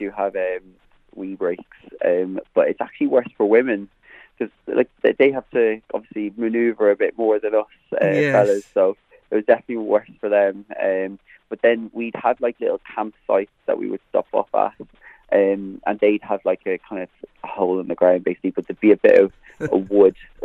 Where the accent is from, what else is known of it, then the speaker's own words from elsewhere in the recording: Clogherhead, Leinster, Ireland; I grew up in Clarehead